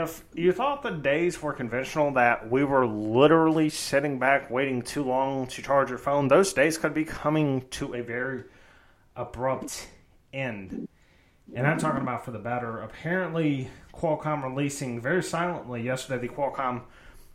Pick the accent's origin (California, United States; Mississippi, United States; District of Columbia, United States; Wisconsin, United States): Mississippi, United States; We're from Mississippi